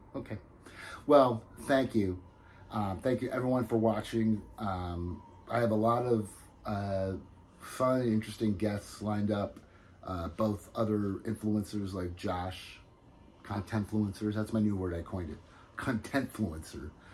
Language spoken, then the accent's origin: English; New Jersey, United States; I'm from New Jersey